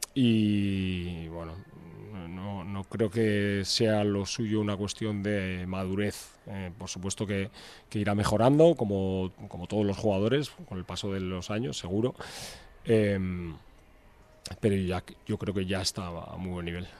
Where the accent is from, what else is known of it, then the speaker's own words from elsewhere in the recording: Portugalete, Basque Country, Spain; moved away as an adult; now in Vitoria-Gasteiz, Spain; Yo vivo aquí, no, nací aquí, soy de Portugalete, pero vivo aquí desde, desde que vine a estudiar la carrera.